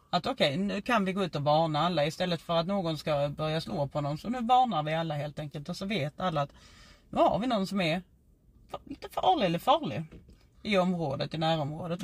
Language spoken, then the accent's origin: Swedish; Skåne, Sweden; accent: Scanian (skånska); min skånska